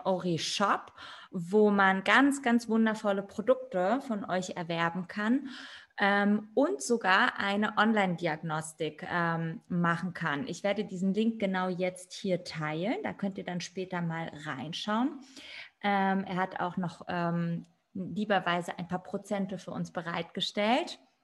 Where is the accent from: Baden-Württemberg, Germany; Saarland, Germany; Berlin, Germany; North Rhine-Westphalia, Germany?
Berlin, Germany; Ich bin auch Berlinerin